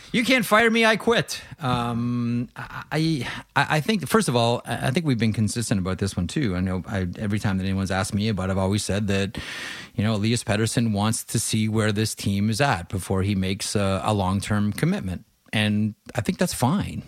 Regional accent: Southwestern Ontario, Canada; I grew up in Southwestern Ontario

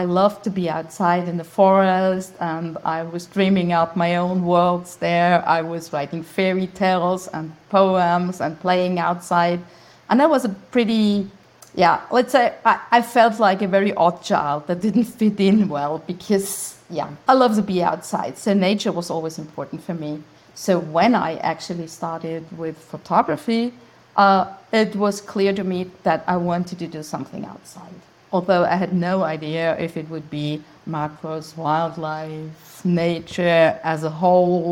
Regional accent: Austria; English is a second language; also born or lived in Graz, Styria; I'm Austrian, so English is not my native language. And I live in Graz

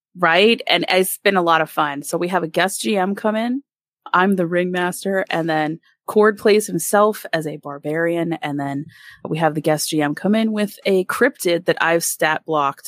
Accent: Allentown, Pennsylvania, United States; moved away; also born or lived in Winston-Salem, North Carolina; I'm from the Allentown, Bethlehem area of Pennsylvania, so out right outside Philly

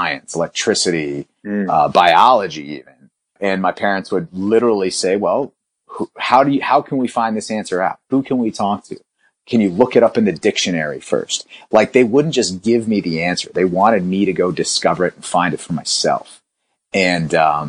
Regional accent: Roanoke, Virginia, United States; also born or lived in India; I was born in India myself. I came to this country and we moved to a rural town in the Blue Ridge Mountains in Roanoke, Virginia

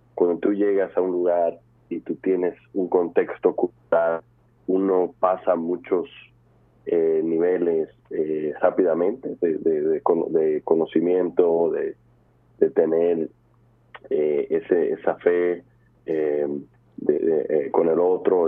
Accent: New York, United States; also born or lived in Dominican Republic; yo, yo nací en Nueva York en el 1995

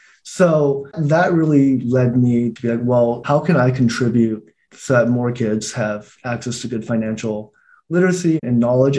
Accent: Taiwan; born there; moved away; You know, I was born in Taiwan. We immigrated here.

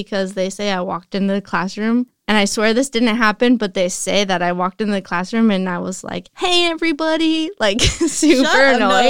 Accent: Salinas, California, United States; now in Los Angeles, United States; I lived down the block, but like my school was. My favorite thing I would talk about in LA is like growing up in Salinas. Kids are mean here.

